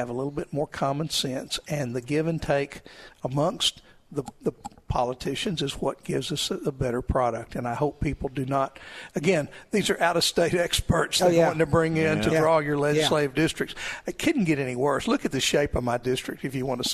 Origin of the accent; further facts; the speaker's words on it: Crossett, Arkansas, United States; I was born in Crossett